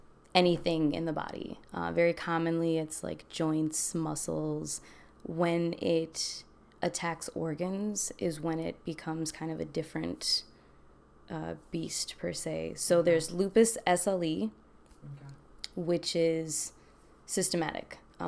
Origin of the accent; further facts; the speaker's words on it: Milwaukee, Wisconsin, United States; I'm originally from Milwaukee, I guess you could say. I was an Army brat, so I kind of lived all over.